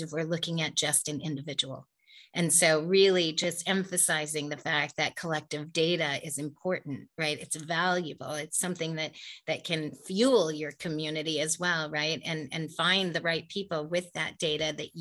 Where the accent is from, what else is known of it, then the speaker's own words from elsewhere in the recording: Silicon Valley, California, United States; I grew up in the Silicon Valley. I was born and raised here